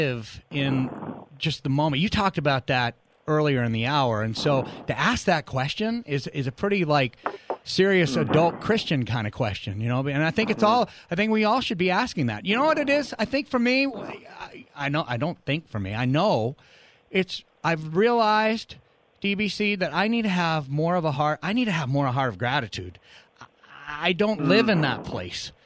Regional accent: New Hampshire, United States; moved away; also born or lived in Arizona; we moved to New England, to New Hampshire, where I grew up

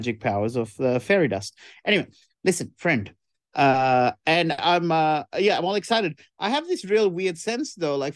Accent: Sri Lanka; now in Australia; when I grew up in Sri Lanka

